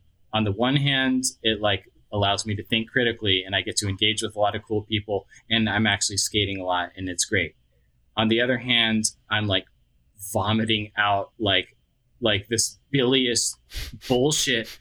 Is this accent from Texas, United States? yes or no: yes; Austin, Texas, United States; moved away; this is where I was from. It's my hometown and I'm, you know, kind of heartbroken that I don't live there